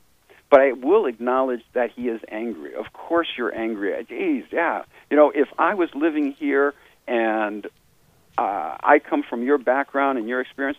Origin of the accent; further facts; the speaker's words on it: Canada; why are you doing this? I'm a Canadian.